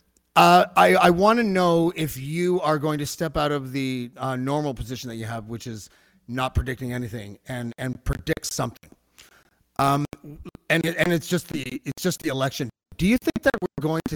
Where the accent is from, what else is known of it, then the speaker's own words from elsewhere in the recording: Montreal, Quebec, Canada; I was born in Old Montreal, and my Italian relatives lived there still